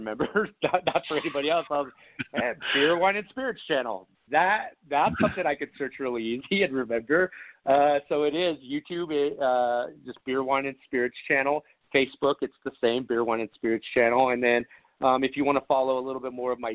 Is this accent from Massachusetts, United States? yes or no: no; San Dimas, California, United States; now in San Diego, United States; I was born and raised in, you know, in California